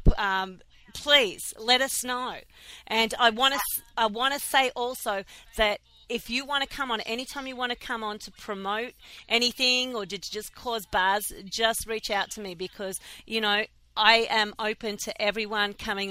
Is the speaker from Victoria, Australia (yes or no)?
yes; Melbourne, Victoria, Australia; now in Philadelphia, United States; I'm from Melbourne, Australia, and I live in Philadelphia.